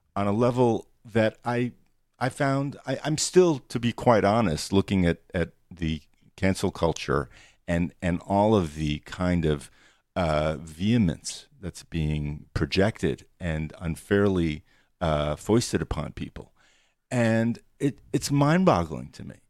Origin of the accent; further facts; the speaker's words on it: New York City, New York, United States; I grew up in New York City